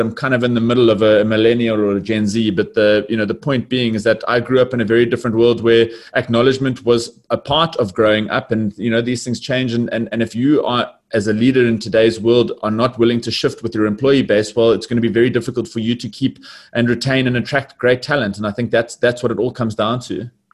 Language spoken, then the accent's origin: English; Johannesburg, Gauteng, South Africa; born and bred in Johannesburg